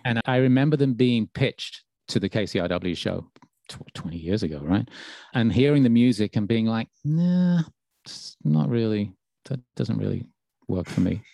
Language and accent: English; Birmingham, West Midlands, United Kingdom; moved away; my hometown